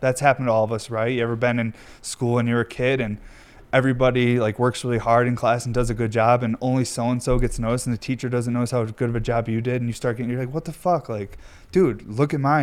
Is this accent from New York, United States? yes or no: yes; New York, United States; moved away; I'm from New York